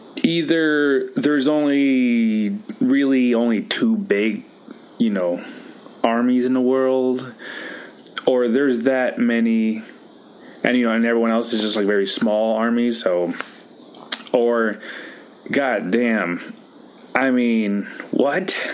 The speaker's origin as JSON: {"language": "English", "region": "Wisconsin", "country": "United States", "tie": "born or raised there", "also_born_or_lived": "California", "said": "Very proud Wisconsinite"}